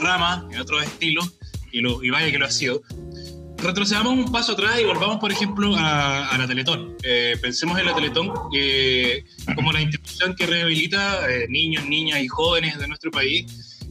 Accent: Chile; lo guático que somos los chilenos

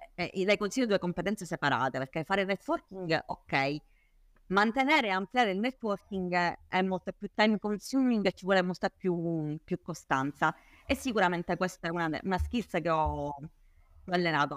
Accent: Palermo, Sicily, Italy; palermitana doc, eh, anche se in realtà diciamo, non, non, di origine ma di nascita e di crescita

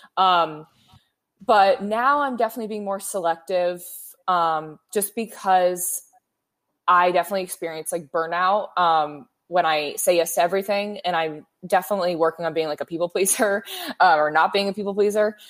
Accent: Bay Area, California, United States; moved away as an adult; now in Los Angeles, United States; I'm from the Bay

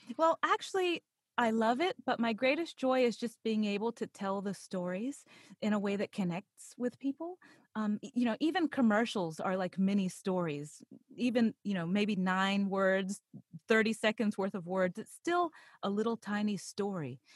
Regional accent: Pittsburgh, Pennsylvania, United States; I actually grew up in Pittsburgh, Pennsylvania.

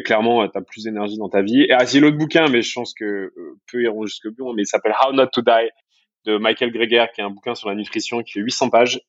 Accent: France; accent: French; les Français on parle pas très bien en anglais

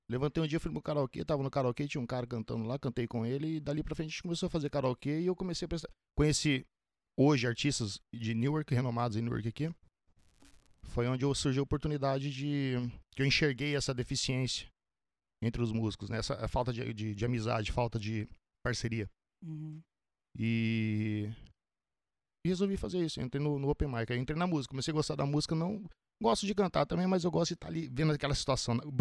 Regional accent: Paraná, Brazil; Paraná. Paraná. Curitiba? Norte do, norte do Paraná. Norte. Curitiba é sul.

